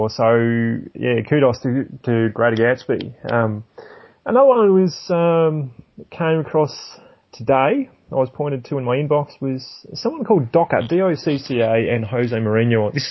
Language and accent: English; New Zealand; accent: New Zealand; Um, I don't know how I'm going to go with my New Zealand accent tonight.